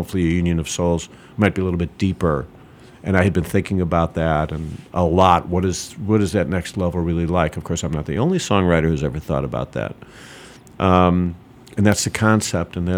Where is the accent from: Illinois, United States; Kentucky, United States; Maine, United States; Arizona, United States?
Illinois, United States; Chicago; moved away as an adult; I'm from Chicago